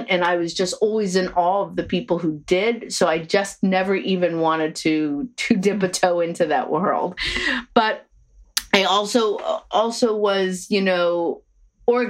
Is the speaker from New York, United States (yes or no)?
yes; Long Island, New York, United States; I grew up on Long Island.